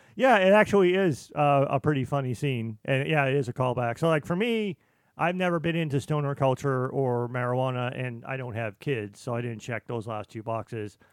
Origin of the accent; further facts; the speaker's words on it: Boston, Massachusetts, United States; I'm from Boston